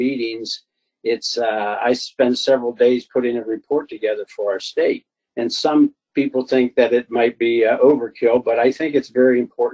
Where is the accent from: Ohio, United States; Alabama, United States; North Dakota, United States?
Ohio, United States; Alliance; a private business in Alliance, Ohio, my hometown.